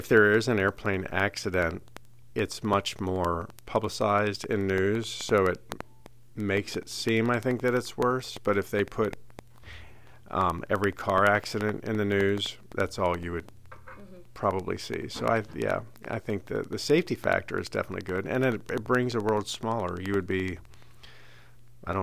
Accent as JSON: {"language": "English", "region": "Indiana", "country": "United States", "tie": "born or raised there", "moved": "yes", "said": "when I was growing up in Indiana"}